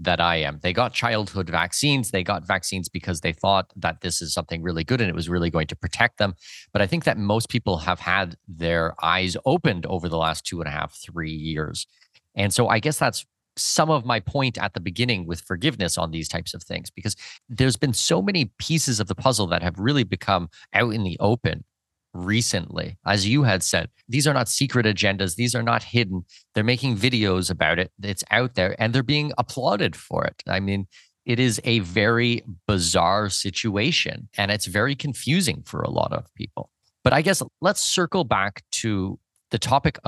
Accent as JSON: {"language": "English", "country": "Canada", "tie": "born or raised there", "said": "I'm a Canadian citizen. I was born and raised in Canada"}